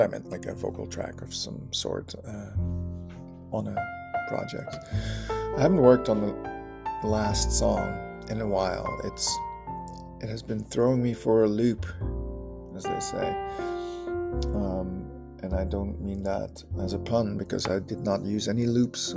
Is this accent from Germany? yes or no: yes; Germany; accent: German; I sounded so German